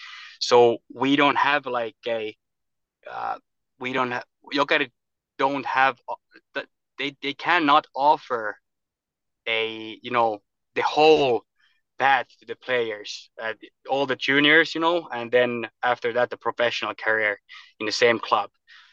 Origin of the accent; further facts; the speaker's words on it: Kirkkonummi, Uusimaa, Finland; also born or lived in Turku, Finland / Espoo, Finland / United States; Yeah, I actually was born in Western Finland in Turku, and we we moved to Kirkkonummi. It's in Helsinki area. It's nearby Espoo, and we lived there. I moved from Turku when I was 3 years old, and we moved to Kirkkonummi, and the Helsinki area